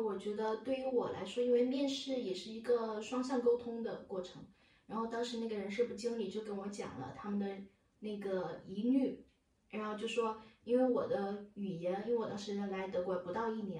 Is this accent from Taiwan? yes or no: no; China; now in Germany; 数学有一点点，但对我们中国人来说，那不算数学。